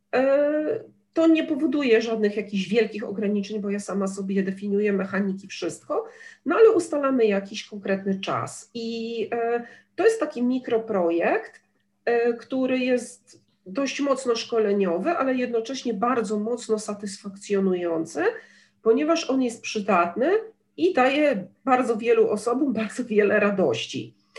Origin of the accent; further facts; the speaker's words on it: Gdynia, Pomeranian Voivodeship, Poland; ja jestem z Gdyni